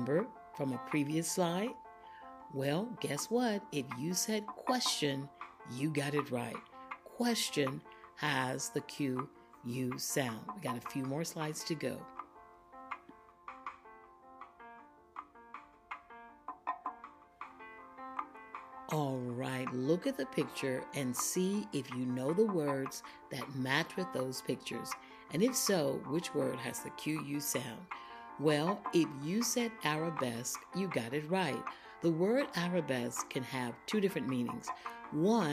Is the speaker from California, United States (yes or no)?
no; Florida, United States; I grew up in Florida